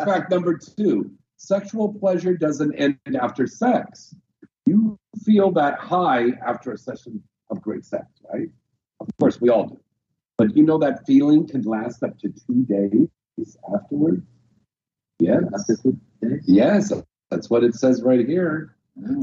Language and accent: English; United States; accent: American; my American accent